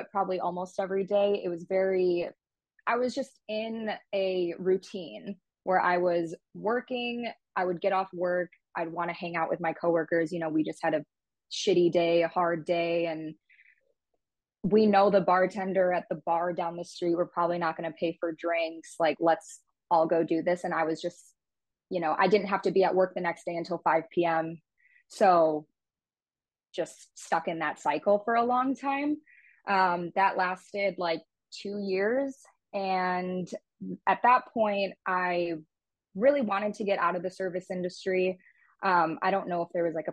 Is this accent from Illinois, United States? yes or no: yes; Illinois, United States; also born or lived in Indiana; my hometown